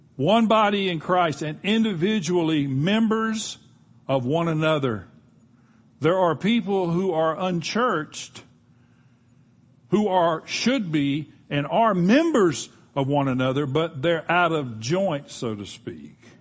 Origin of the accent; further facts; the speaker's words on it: Gulf Coast, United States; I grew up on the Gulf Coast